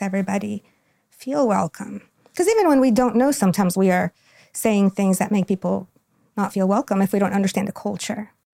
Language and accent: English; Quito, Pichincha, Ecuador; now in Goldsboro, United States; I'm from Quito, Ecuador. Quito is the capital of Ecuador. Um, my home, where I was born and raised